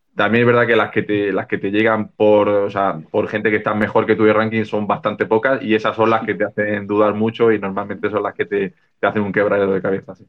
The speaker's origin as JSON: {"language": "Spanish", "town": "Granada", "region": "Andalusia", "country": "Spain", "tie": "born or raised there", "also_born_or_lived": "Barcelona", "said": "me volví a Granada, que es mi ciudad, mi ciudad natal"}